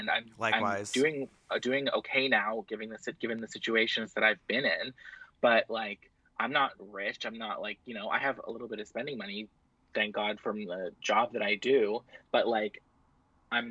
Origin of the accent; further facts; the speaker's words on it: Canada; also born or lived in Ontario; I'm Canadian